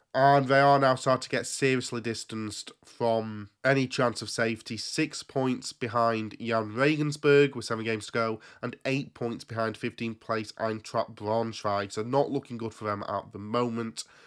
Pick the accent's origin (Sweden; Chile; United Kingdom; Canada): United Kingdom; England; I was there from England.